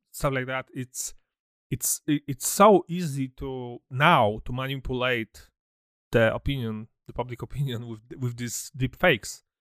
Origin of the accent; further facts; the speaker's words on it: Poland; me and, and D J, we come from Poland, so I remember some, some, I was born in, born in seventy-nine, So my childhood was in communism